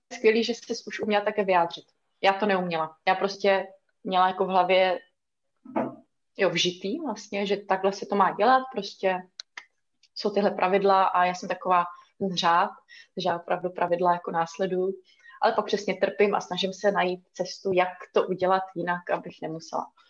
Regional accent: Italy; moved away; já jsem na půl ještě ruská, vyrůstala jsem v Itálii, chodila jsem tam do školky a do školy

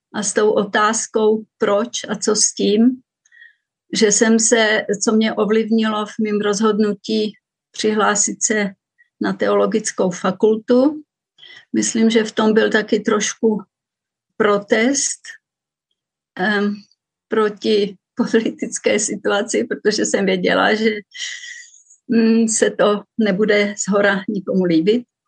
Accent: Vsetín, Zlín Region, Czechia; moved away as an adult; also born or lived in Růžďka; now in Zurich, Switzerland; Tak já jsem se narodila na Vsetíně, na Valašsku a do sedmnácti let jsem žila v malé vesničce Růžďce, která je asi dvacet kilometrů od Vsetína

